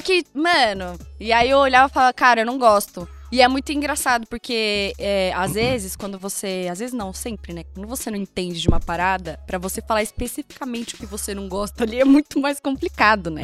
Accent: Praia Grande, São Paulo, Brazil; Passei a minha infância, minha adolescência, assim, em Praia Grande, né? Litoral de São Paulo

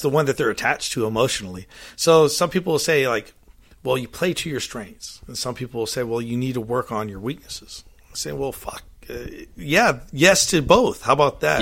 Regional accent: Monterey, California, United States; moved away; I grew up in Monterey, California

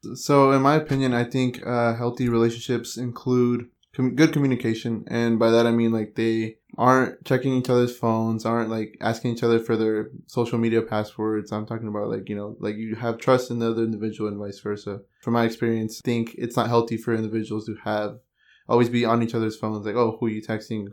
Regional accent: San Jose, California, United States; I was born and raised in San Jose

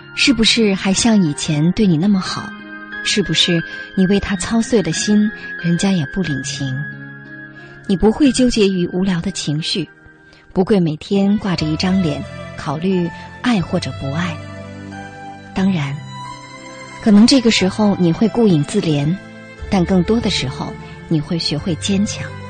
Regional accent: China; 我们中国人其实是不过圣诞节的

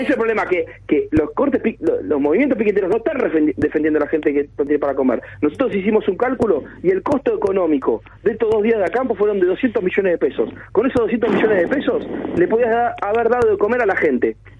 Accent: Argentina; somos muchos los argentinos

